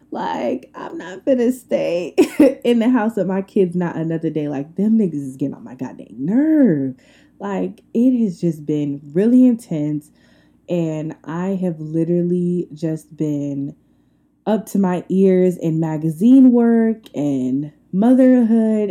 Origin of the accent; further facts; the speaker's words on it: Long Island, New York, United States; now in Atlanta, United States; I am from Long Island, New York.